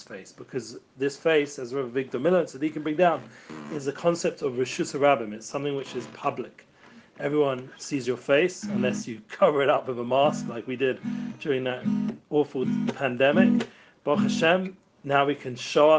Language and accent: English; England, United Kingdom; now in Israel; I grew up in England